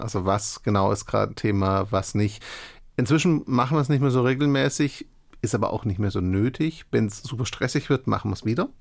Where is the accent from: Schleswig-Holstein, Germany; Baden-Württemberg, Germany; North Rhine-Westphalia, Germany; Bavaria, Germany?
Baden-Württemberg, Germany; Stuttgart area; moved away as an adult; ich hatte mein soziales Umfeld seit Jahren, ich komme aus der Gegend